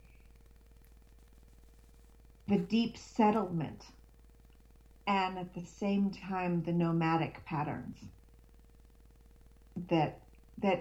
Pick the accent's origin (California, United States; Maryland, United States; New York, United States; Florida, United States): California, United States; now in Sweden; I grew up in California, and so my body knows that it's home when it's in California